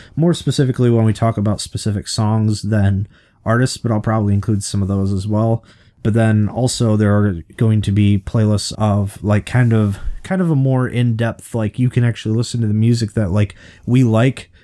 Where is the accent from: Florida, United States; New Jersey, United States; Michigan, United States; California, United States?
Michigan, United States; we're from Michigan